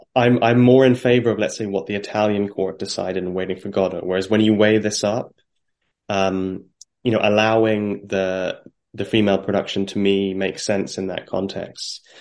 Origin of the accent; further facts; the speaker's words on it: Ireland; now in London, United Kingdom; as an Irishman